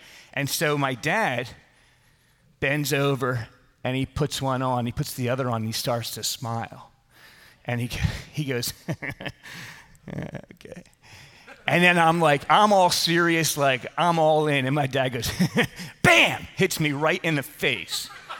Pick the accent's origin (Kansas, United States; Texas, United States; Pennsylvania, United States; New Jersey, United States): Pennsylvania, United States; Philadelphia; And most of you know I grew up in Philadelphia, not far from where Bob grew up.